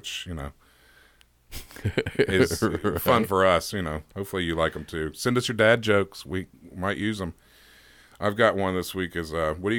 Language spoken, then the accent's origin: English; Nebraska, United States; accent: Nebraska; I was told that my Nebraska accent was really bad, so I don't want to do a New Jersey accent.